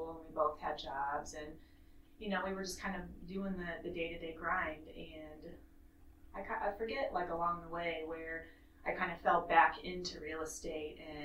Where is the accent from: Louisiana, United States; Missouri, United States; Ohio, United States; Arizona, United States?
Missouri, United States; Kansas City; now in Charleston, United States; I was born in Kansas City, Missouri